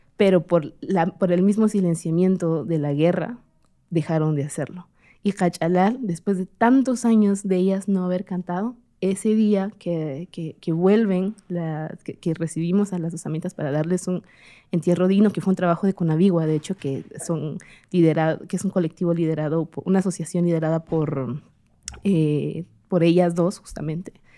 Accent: Comalapa, Chimaltenango, Guatemala; ejercí dos años en, en, en Comalapa, en mi pueblo

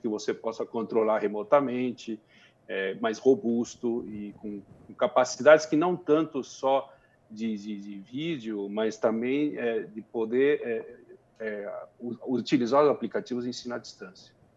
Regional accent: Brazil; como brasileiro, como cidadão

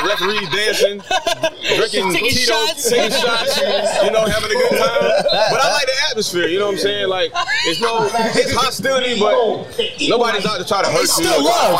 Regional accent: Brunswick, Georgia, United States; moved away as an adult; now in Philadelphia, United States; I'm from Brunswick, Georgia. But I moved to Philly, Pennsylvania about 5 years ago.

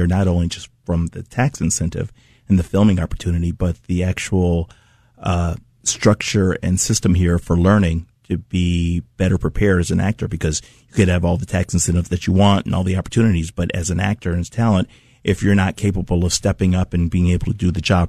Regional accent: Detroit, Michigan, United States; also born or lived in Cleveland Heights, Ohio; I'm from Detroit, but I actually have a place here in Cleveland Heights, that I'm actually renting.

